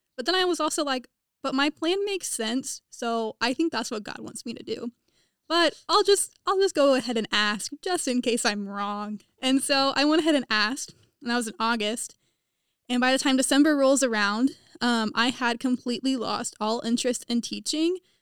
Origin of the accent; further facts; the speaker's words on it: Topeka, Kansas, United States; moved away as an adult; now in Indiana, United States; I am from Topeka, Kansas, which is fifty miles west of Kansas City